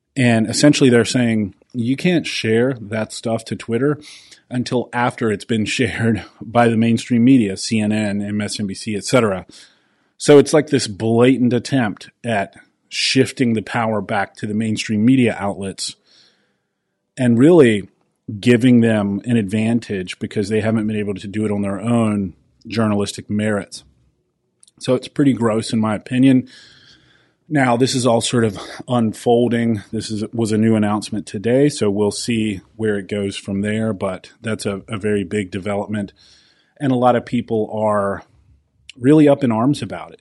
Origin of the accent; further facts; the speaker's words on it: South Carolina, United States; my home state of South Carolina.